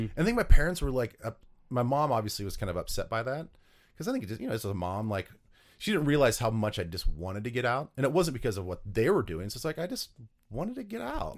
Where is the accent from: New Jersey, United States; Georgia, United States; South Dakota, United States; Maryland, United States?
South Dakota, United States; Vermillion; moved away as an adult; my hometown of Vermillion